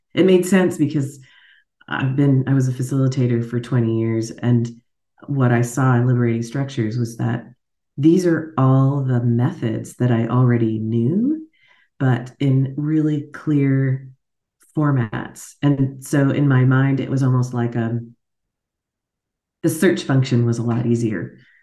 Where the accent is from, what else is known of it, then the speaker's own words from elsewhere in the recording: Alaska, United States; accent: American; moved away as an adult; now in Munich, Germany; as you can hear from my accent, I'm an American. took me a long time to admit that because I grew up in Alaska